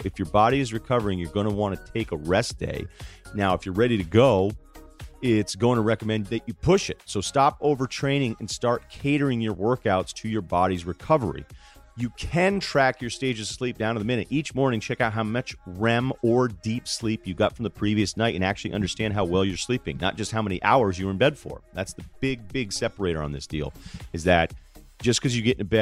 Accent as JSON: {"language": "English", "country": "United States", "said": "as an American"}